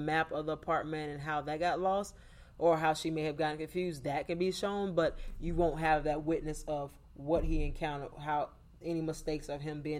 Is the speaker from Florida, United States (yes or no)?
yes; Hillsborough County, Florida, United States; I'm from Hillsborough County, which is not far from Pasco County